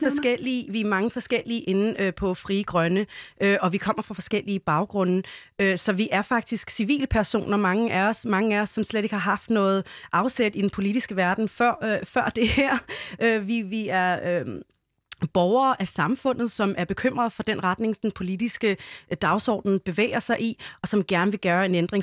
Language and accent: Danish; Denmark; Vi er danskerne